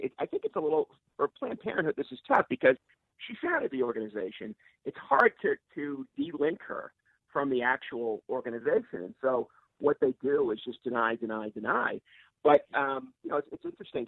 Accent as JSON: {"language": "English", "town": "Boston", "region": "Massachusetts", "country": "United States", "tie": "born or raised there", "said": "my hometown of Boston"}